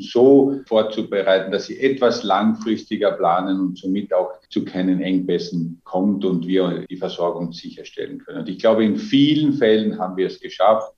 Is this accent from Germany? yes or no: no; Austria; Als Österreicher